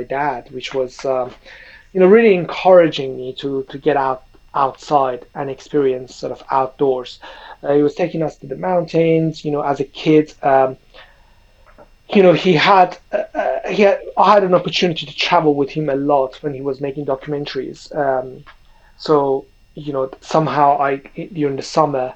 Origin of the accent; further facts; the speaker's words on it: Iran; moved away as an adult; also born or lived in London; I grew up in Iran playing basketball, sort of a semi-pro basketball through all my teenage time and sort of early university years. And then I come to London